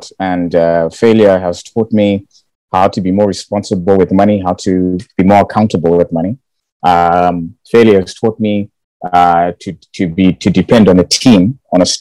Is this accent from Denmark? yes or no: no; Bulawayo, Zimbabwe; moved away as an adult; now in United Kingdom; I was born and raised in Bulawayo. Went to school there, primary Hillside.